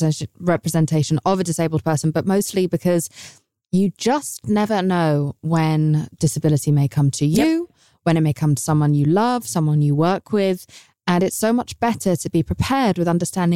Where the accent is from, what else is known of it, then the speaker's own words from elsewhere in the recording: United Kingdom; I'm British